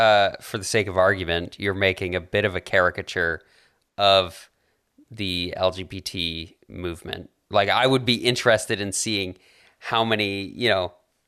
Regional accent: Alberta, Canada; I grew up in Alberta.

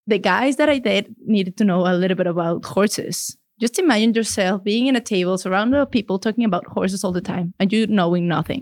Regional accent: Mexico City, Mexico; English is a second language; moved away as an adult; now in Canada; I am from Mexico City. I'm a city girl. My family is from the northern part of the country, from Chihuahua, but all my life, I've been lucky enough to live in the same spot in Mexico City

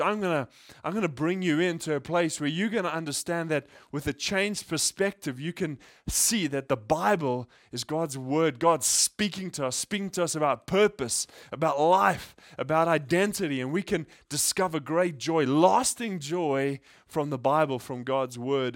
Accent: South Africa; now in Japan; I grew up in South Africa

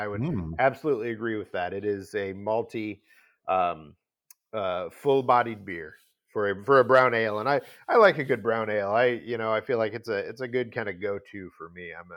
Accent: outside of St. Louis, Missouri, United States; grew up outside of St. Louis, Missouri

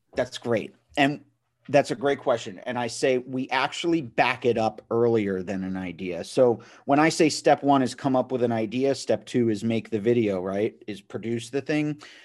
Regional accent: Matawan, New Jersey, United States; I'm from Mattawan, New Jersey.

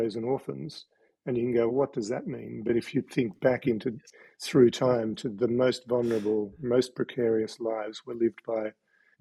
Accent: Sydney, New South Wales, Australia; now in Tasmania, Australia; I was born in Sydney and grew up in a strange childhood on a Chinese junk in Sydney Harbour

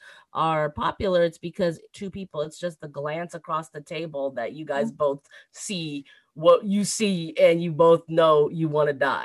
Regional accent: United States; I'm actually American. I mean, I was born here in the United States

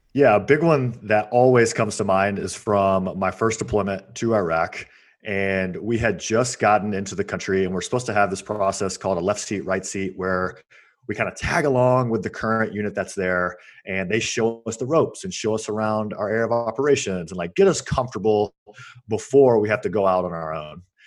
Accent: Georgia, United States; moved away as an adult; I grew up in Georgia

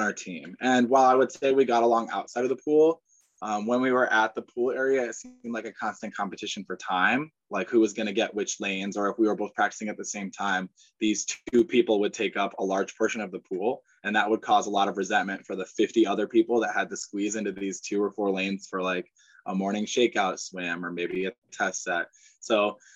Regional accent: Angola, Indiana, United States; moved away as an adult; also born or lived in Celina, Ohio / Findlay, Ohio; I'm from Angola, Indiana, which is a small town in northeastern corner of the state.

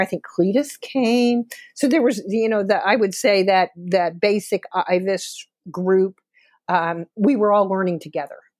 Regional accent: South Florida, United States; accent: Southern; moved away as an adult; also born or lived in Dallas, Texas / Georgia; I grew up, I'm a native Floridian. Um, I grew up in, um, the West Coast and the East Coast of Florida. And grew up in the Everglades, out in horse, horse area, out in South Florida

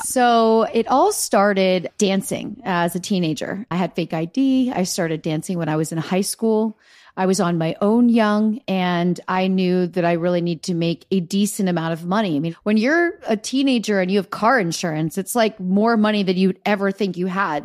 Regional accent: Easton, Pennsylvania, United States; moved away; I grew up in Easton, Pennsylvania

